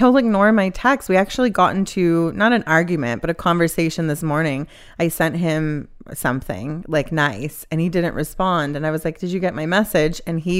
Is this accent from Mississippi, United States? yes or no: yes; Mississippi, United States; moved away; I'm from Mississippi.